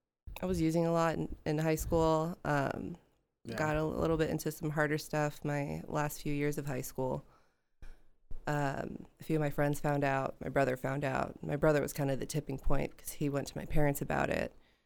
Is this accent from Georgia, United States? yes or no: yes; Georgia, United States; also born or lived in Pittsburgh; I spent a majority of my life in just north of Atlanta in Georgia.